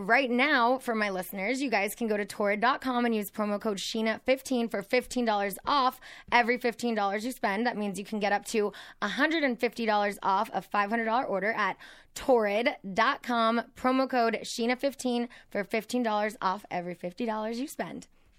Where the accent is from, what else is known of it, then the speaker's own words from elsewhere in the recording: Azusa, California, United States; Azusa, just east of Pasadena. So like San Gabriel Valley.